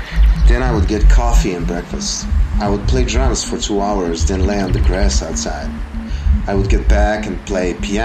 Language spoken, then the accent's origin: English; Belgrade, Serbia; I come from Belgrade